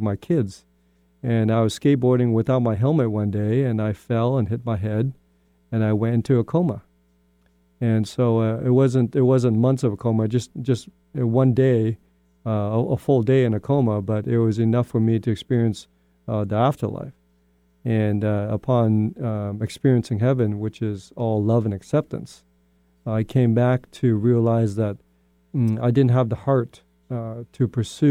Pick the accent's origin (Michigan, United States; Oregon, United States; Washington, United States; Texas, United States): Washington, United States; Spokane; also born or lived in Vietnam; I'm an immigrant kid from Vietnam. I came over after the Vietnam War and I settled in Spokane, Washington. But I grew up in Spokane